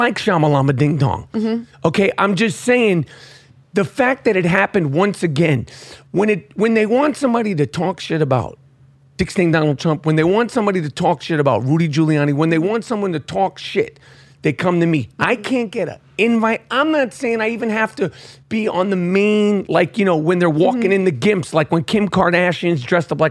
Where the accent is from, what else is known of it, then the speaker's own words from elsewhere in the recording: New York City, New York, United States; I am born and raised in Manhattan.